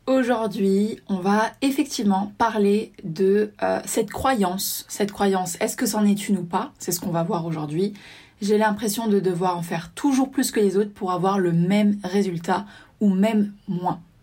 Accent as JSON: {"language": "French", "region": "south of France", "country": "France", "said": "je viens du sud de la France"}